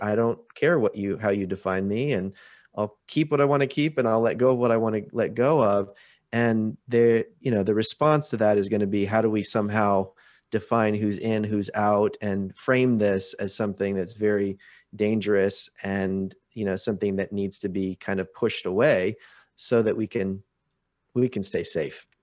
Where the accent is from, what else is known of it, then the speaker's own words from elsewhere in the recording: Portland, Oregon, United States; now in Vancouver, Canada; I grew up outside of Portland, Oregon